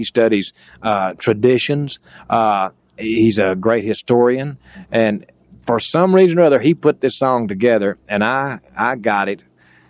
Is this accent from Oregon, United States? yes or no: no; Texas, United States; Me being a Texan